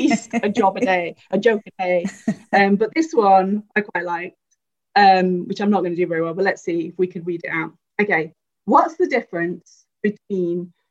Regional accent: Carlisle, North West England, United Kingdom; moved away; I'm from Carlisle, Cumbria

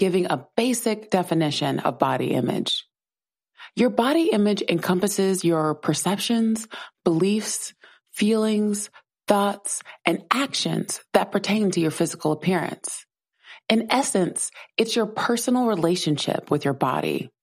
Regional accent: South Carolina, United States; I grew up in South Carolina

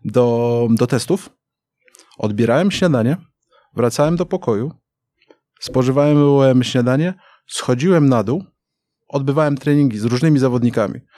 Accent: Wrocław, Lower Silesian Voivodeship, Poland; moved away as an adult; also born or lived in China; urodziłem we Wrocławiu. Mhm. Więc jakby Dolny Śląsk to, to, to, to moje rejony

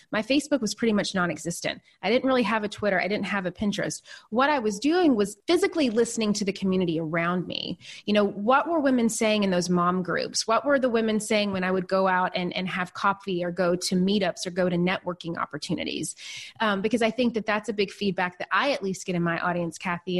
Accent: Nashville, Tennessee, United States; moved away as an adult; also born or lived in New York City; I'm originally from a really small town in Tennessee, and then I grew up in Nashville

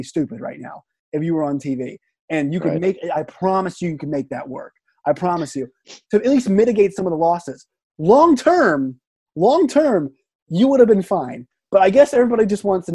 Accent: Richmond, Virginia, United States; I grew up in Richmond

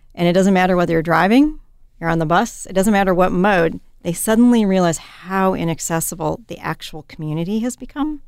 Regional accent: Midwest, United States; moved away as an adult; also born or lived in Wisconsin / Washington State; now in Oregon, United States; growing up in the Midwest

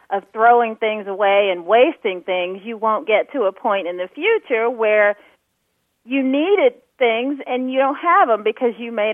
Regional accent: Houston, Texas, United States; also born or lived in Allen, Texas; I am originally from Houston, Texas.

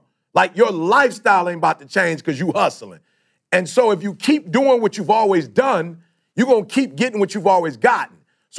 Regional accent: Detroit, Michigan, United States; also born or lived in Chicago; I grew up in Detroit, bruh. I'm from Chicago originally, but most of my life, I grew up in Detroit

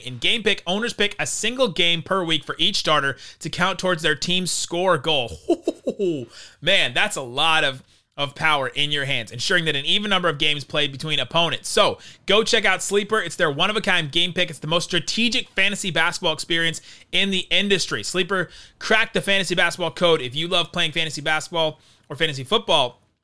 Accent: Los Angeles, California, United States; moved away; also born or lived in Dallas; I was born in Los Angeles

